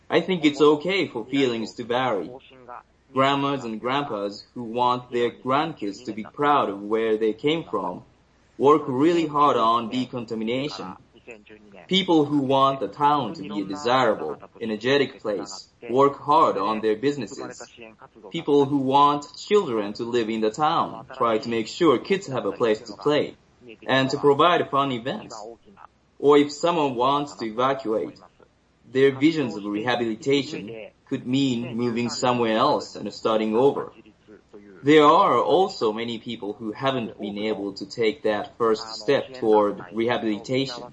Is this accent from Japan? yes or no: yes; Minamisoma, Fukushima, Japan; moved away; also born or lived in Tokyo; I was in Tokyo, not in my hometown, Minamisoma